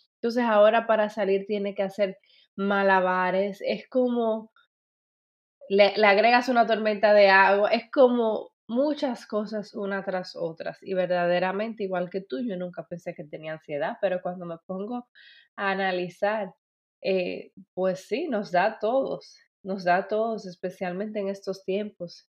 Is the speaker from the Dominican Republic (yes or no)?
yes; Dominican Republic; moved away; que es en mi país, República Dominicana